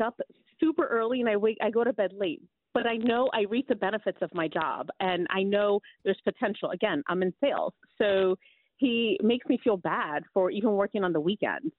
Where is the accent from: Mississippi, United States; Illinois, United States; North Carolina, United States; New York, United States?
New York, United States; New York City; also born or lived in New Jersey; I was raised on the Upper East Side